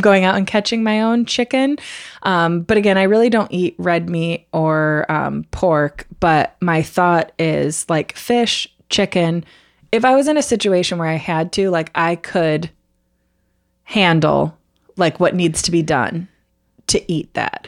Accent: United States

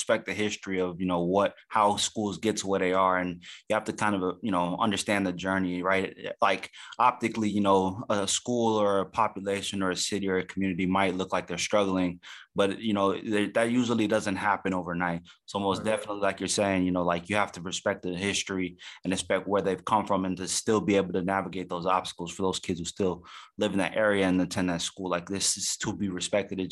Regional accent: Houston, Texas, United States; Houston being a big city. I've lived here all my life

